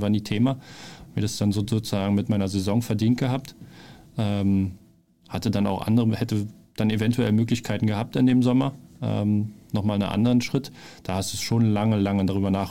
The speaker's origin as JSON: {"language": "German", "region": "Berlin", "country": "Germany", "tie": "born or raised there", "also_born_or_lived": "Bielefeld / Offenbach", "moved": "as an adult", "said": "Ich bin da aufgewachsen"}